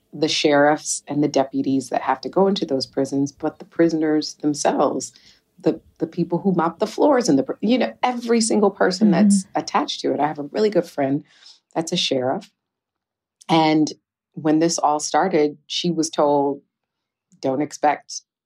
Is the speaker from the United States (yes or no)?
yes; Detroit, Michigan, United States; growing up in Detroit